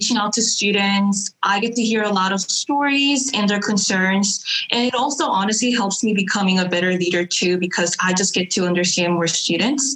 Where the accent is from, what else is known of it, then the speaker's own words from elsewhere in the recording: Chicago, Illinois, United States; now in New Orleans, United States; I am originally from Chicago, Illinois, but I love living in Louisiana